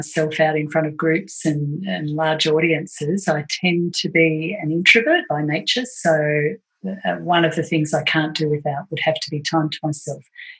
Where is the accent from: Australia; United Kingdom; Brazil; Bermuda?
Australia; Yeah, four sons. That'll do it too.